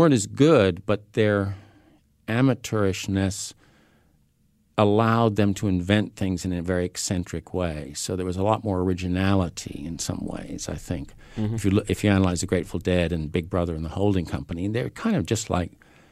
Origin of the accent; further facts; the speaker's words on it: United States; moved away as an adult; also born or lived in England; I had the experience as an American in England very often